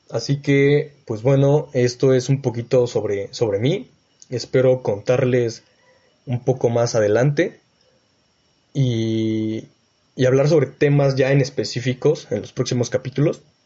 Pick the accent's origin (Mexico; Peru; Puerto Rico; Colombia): Mexico; Mexico City; moved away; also born or lived in Texcoco, State of Mexico; yo vengo de la Ciudad de México y actualmente estoy viviendo en Texcoco, en el Estado de México.